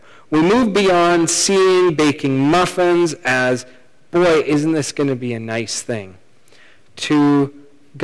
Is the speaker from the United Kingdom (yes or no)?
no; Canada; We're Canadian